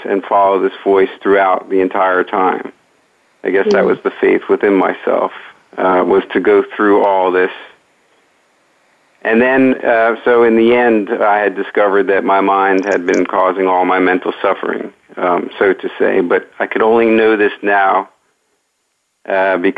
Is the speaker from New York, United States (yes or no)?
yes; Great Neck, New York, United States; I grew up in Great Neck, New York